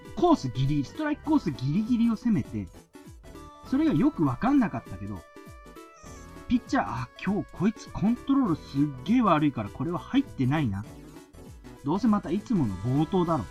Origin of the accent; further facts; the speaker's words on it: Shizuoka, Japan; 僕はやっぱ静岡県出身